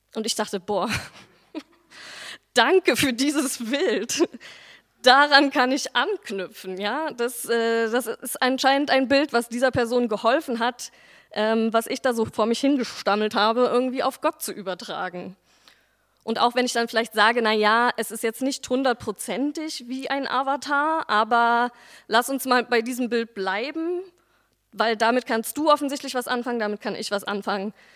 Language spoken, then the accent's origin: German; Berlin, Germany; also born or lived in Neukölln, Berlin; Ich bin nach der Wende in Berlin-Dichtenberg aufgewachsen und zur Schule gegangen